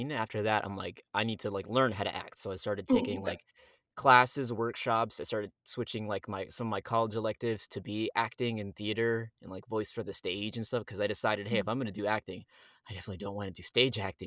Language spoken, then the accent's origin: English; Miami, Florida, United States; moved away as an adult; also born or lived in New York; now in Texas, United States; I was raised in Miami.